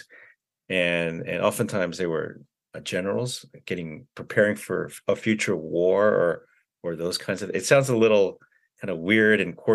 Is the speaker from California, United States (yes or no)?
yes; California, United States; also born or lived in Korea; I was born in California, and I went to, so I lived in California most of my, younger life before I graduated from high school